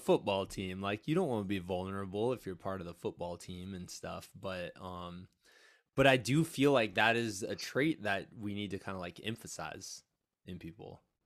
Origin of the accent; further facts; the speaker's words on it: eastern Iowa, United States; my hometown in, uh, kinda eastern Iowa area